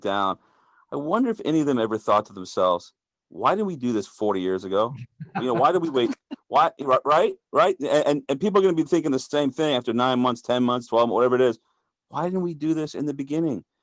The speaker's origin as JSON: {"language": "English", "country": "United States", "said": "I'm an American"}